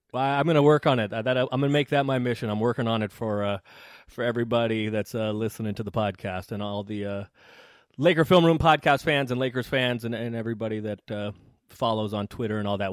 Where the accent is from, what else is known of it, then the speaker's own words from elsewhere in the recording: San Francisco, California, United States; I grew up, I grew up in San Francisco